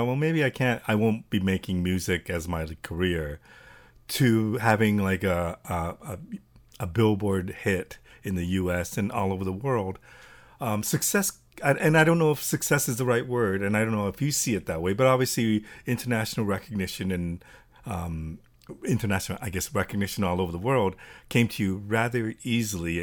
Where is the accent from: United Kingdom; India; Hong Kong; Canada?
Canada; I'm from Canada